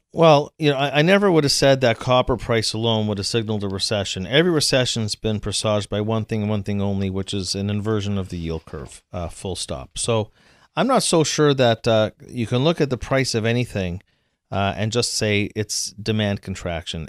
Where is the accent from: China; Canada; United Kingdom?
Canada; I'm from Canada